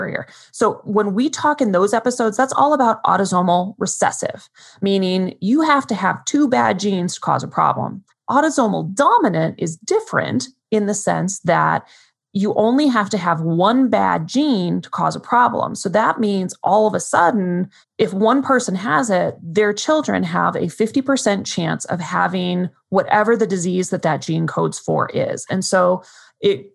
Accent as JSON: {"language": "English", "region": "Arizona", "country": "United States", "also_born_or_lived": "Cleveland", "moved": "yes", "lives_now": "Las Vegas, United States", "said": "I'm from Arizona, so I get cold all the time"}